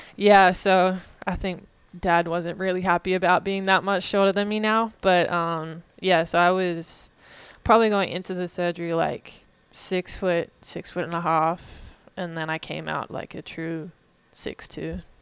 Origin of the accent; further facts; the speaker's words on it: Warrandyte, Victoria, Australia; moved away as an adult; now in Little Rock, United States; I grew up in kind of a small town called Warrendite